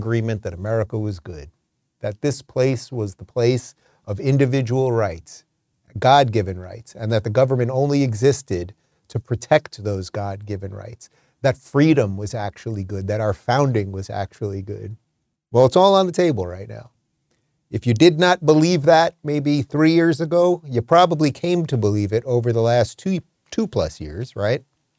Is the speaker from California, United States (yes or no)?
yes; California, United States; And I should tell you, it was a little bizarre for me, because as a Californian, I've never had to show an ID to vote before.